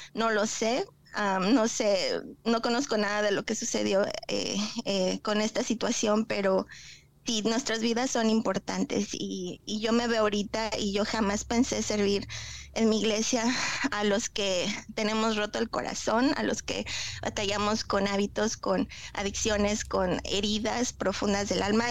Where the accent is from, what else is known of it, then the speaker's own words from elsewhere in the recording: Tlaxcala, Mexico; moved away as an adult; also born or lived in Cancún, Mexico; now in Oklahoma, United States; yo vengo de un pueblito, yo soy de Tlaxcala y eh, viví 11 años en Cancún